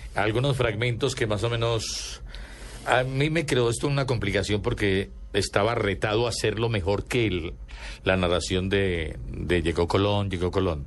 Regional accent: Antioquia, Colombia; yo soy antioqueño entonces quedaba muy paisa

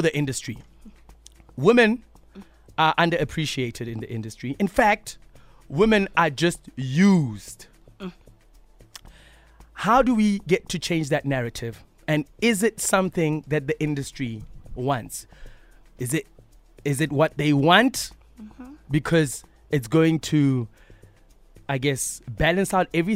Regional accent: Bloemfontein, Free State, South Africa; I'm from Bloem.

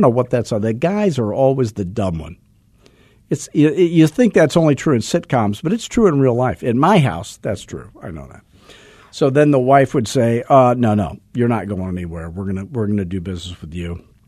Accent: Arizona, United States; I'm from Arizona, where everything was built after nineteen sixty because air conditioning was invented

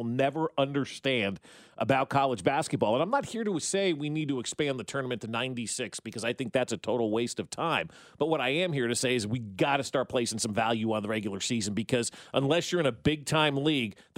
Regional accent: United Kingdom; moved away; I am the British woman

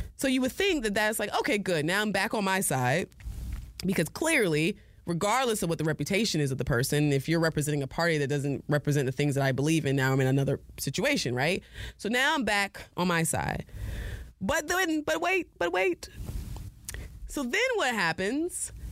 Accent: New Haven, Connecticut, United States; I was born in New Haven, Connecticut

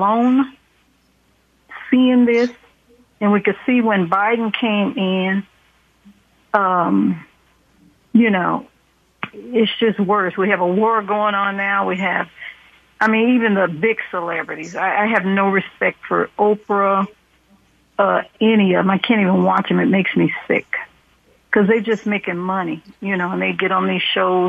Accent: Oakland, California, United States; I was raised in Oakland

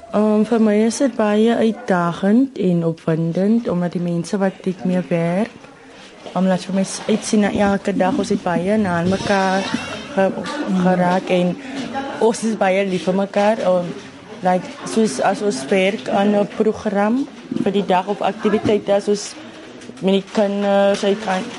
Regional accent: Mamre, Western Cape, South Africa; Ons is vier van Mamre

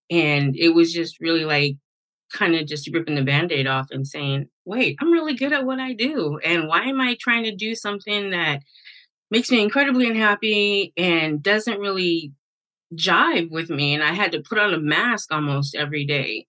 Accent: the Bay Area, California, United States; I'm from the Bay

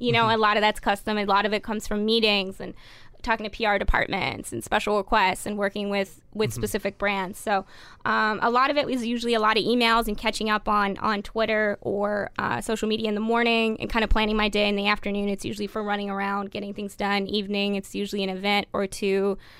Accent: Toronto, Ontario, Canada; Because I'm coming from Toronto. It's we all sound pretty, like, Midwest.

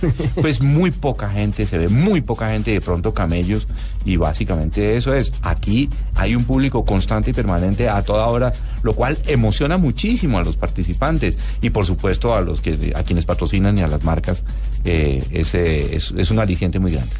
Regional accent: Colombia; nosotros como colombianos

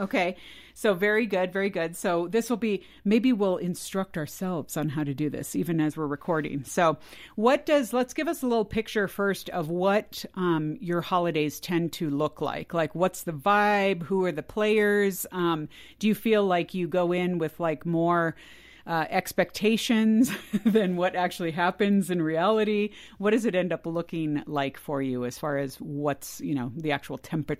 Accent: California, United States; I grew up in California as well. And most of my family was in the Midwest or the East Coast, the extended family.

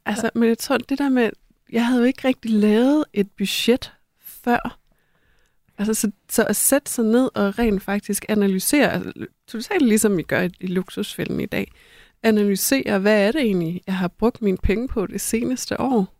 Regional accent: North Jutland, North Denmark Region, Denmark; i Nordjylland, hvor jeg er vokset op

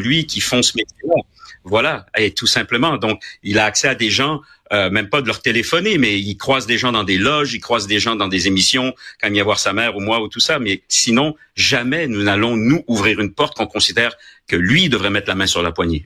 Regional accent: Quebec, Canada; also born or lived in France / Paris, France; je suis un Québécois. Euh, j'ai été tricoté au Québec. J'ai été, je suis né en France, de parents français

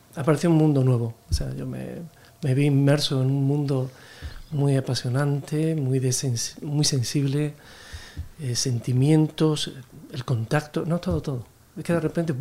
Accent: Alcalá de Guadaíra, Andalusia, Spain; moved away as an adult; also born or lived in London; now in Madrid, Spain; se me quedaba pequeño mi pueblo, que era Alcalá de Guadaira, de Sevilla.

